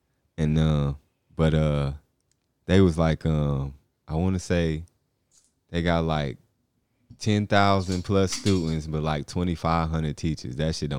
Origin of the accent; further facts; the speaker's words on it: Inglewood, California, United States; Hey, we're straight from Inglewood.